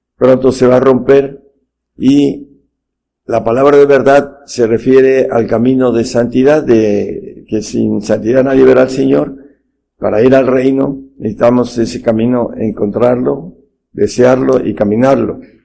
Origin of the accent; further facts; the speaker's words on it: Mexico; en nuestro país, México